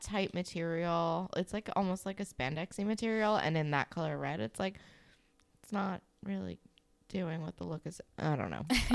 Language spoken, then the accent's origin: English; New Jersey, United States; I grew up in New Jersey.